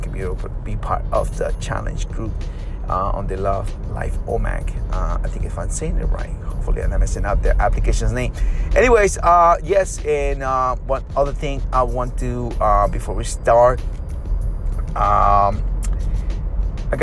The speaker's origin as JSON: {"language": "English", "country": "Peru", "tie": "born or raised there", "moved": "yes", "said": "growing up in Peru"}